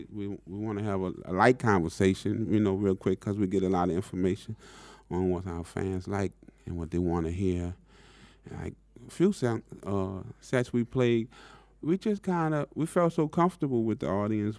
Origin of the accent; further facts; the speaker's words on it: New Orleans, Louisiana, United States; growing up in New Orleans